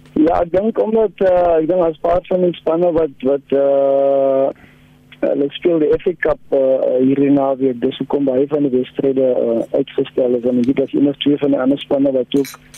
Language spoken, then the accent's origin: Afrikaans; South Africa; ons as as Suid-Afrikaners